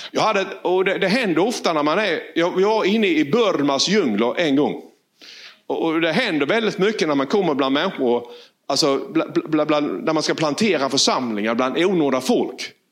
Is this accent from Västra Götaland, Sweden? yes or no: no; Valje, Blekinge, Sweden; från Valje.